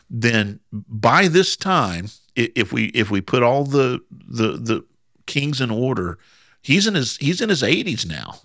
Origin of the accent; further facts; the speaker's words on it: Southern Indiana, United States; I'm from Southern Indiana, so we really kinda just talk however we want